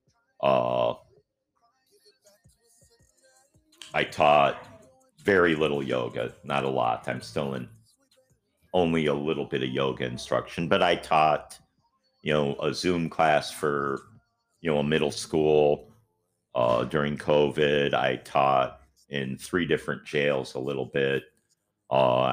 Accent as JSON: {"language": "English", "area": "near Green Bay", "region": "Wisconsin", "country": "United States", "tie": "born or raised there", "also_born_or_lived": "Washington State / Minneapolis, Minnesota", "moved": "as an adult", "lives_now": "Florida, United States", "said": "I grew up in Wisconsin, right near Green Bay"}